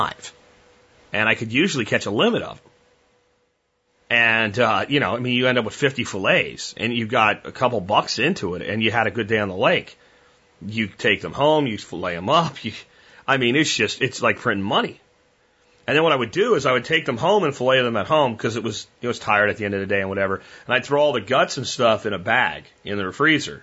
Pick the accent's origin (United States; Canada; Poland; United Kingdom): United States; Pennsylvania; moved away; where I grew up in Pennsylvania